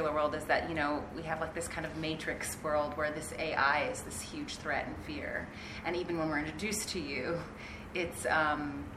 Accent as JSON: {"language": "English", "country": "United States", "said": "as an American"}